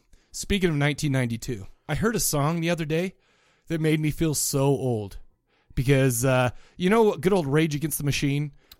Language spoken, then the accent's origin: English; Farmington, United States; We grew up in Farmington, and you know the angst and the anger that comes from growing up in such a terrible part of town.